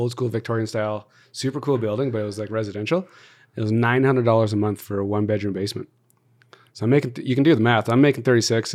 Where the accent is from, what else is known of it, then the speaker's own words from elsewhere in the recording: Calgary, Alberta, Canada; also born or lived in Toronto; born and raised in Calgary, everything's here